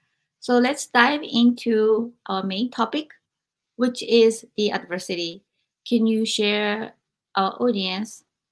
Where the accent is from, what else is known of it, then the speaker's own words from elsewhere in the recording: Japan; moved away; I had experienced all of this growing up in Japan